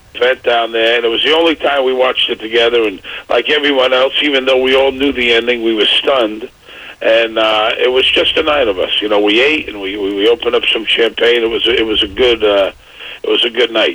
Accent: New York City, New York, United States; moved away; I grew up in Brooklyn

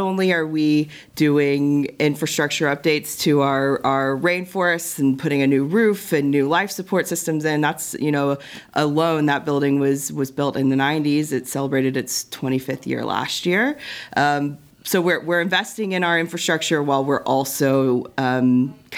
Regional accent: Tulsa, Oklahoma, United States; I grew up in Tulsa, and I grew up coming to this zoo

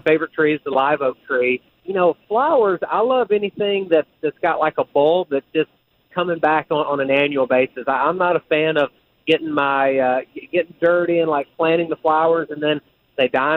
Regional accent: the South, United States; now in North Carolina, United States; Growing up in the South

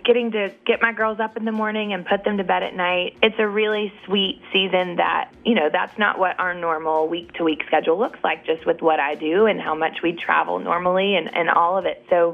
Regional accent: Nashville, Tennessee, United States; I'm born and raised in Nashville and walked up and down those streets my entire life

